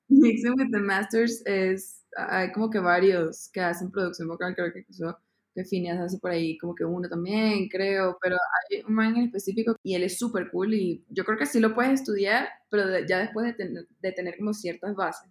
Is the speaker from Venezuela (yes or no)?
yes; Caracas, Capital District, Venezuela; moved away as an adult; now in Bogotá, Colombia; nací en Venezuela, en Caracas y yo me mudé acá a Bogotá hace cuatro años a estudiar música contemporánea